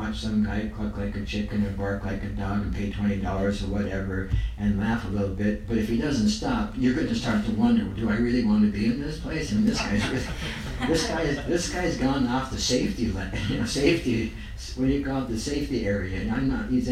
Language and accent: English; United States; no matter where I'm at, I think I'm American